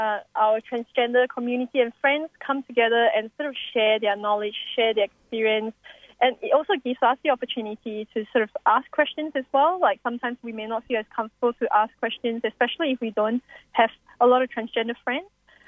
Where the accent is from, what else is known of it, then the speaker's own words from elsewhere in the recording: Singapore; now in Australia; That was after I came to Australia from Singapore.